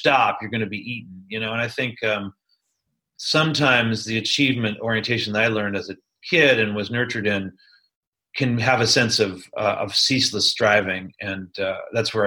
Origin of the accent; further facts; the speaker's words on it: Silicon Valley, Mid-Peninsula, California, United States; also born or lived in New York City, United States; now in Chico, United States; I grew up in the Silicon Valley, you know, in the Mid-Peninsula